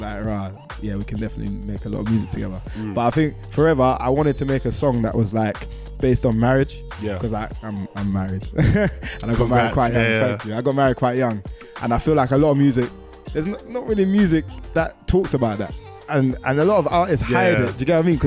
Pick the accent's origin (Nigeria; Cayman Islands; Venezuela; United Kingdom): United Kingdom; Croydon, London; Croydon is home.